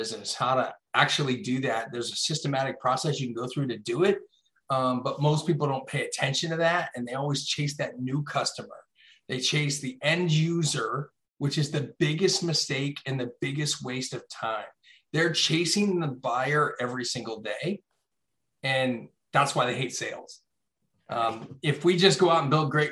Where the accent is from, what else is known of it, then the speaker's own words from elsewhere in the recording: Hershey, Pennsylvania, United States; I grew up in Chocolate Town, USA, Hershey, Pennsylvania.